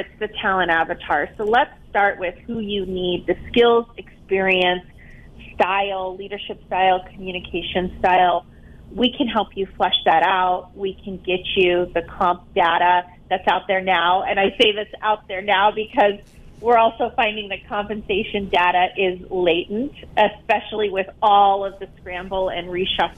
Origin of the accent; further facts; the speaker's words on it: Tucson, Arizona, United States; moved away as an adult; also born or lived in Phoenix / Palm Beach, Florida; I'm from Tucson